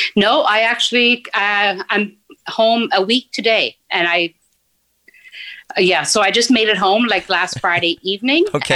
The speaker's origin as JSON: {"language": "English", "region": "Newfoundland and Labrador", "country": "Canada", "tie": "born or raised there", "also_born_or_lived": "Nain, Labrador", "moved": "as an adult", "lives_now": "Ottawa, Canada", "said": "I grew up there as a child, just until I was about seven years old, and then our family moved down to northern Newfoundland, uh, where I, you know, I was until I graduated high school"}